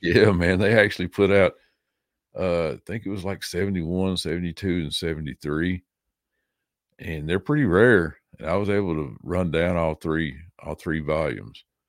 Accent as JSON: {"language": "English", "region": "the South", "country": "United States", "also_born_or_lived": "Nashville, Tennessee", "lives_now": "Jamestown, United States", "said": "I'm from the South, I talk slow"}